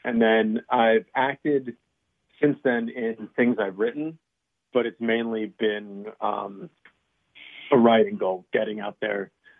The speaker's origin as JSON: {"language": "English", "region": "New Jersey", "country": "United States", "tie": "born or raised there", "moved": "as an adult", "lives_now": "Los Angeles, United States", "said": "I grew up in Jersey, and I've spent the last about 8 years in Los Angeles. And I am transitioning back to the East Coast, I think."}